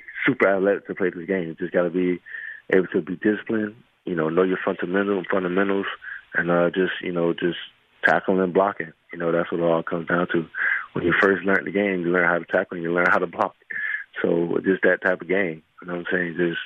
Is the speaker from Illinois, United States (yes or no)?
no; Miami, Florida, United States; my hometown of Miami